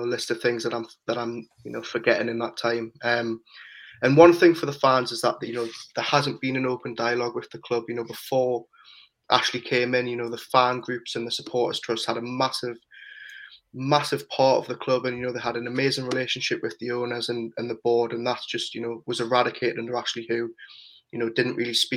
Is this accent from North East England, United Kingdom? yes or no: yes; Newcastle upon Tyne, North East England, United Kingdom; I grew up in Newcastle